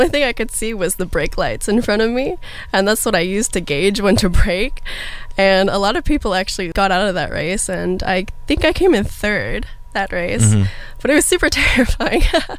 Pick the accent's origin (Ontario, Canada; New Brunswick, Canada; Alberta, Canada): Ontario, Canada; Toronto; now in United States; I grew up in Toronto, Ontario.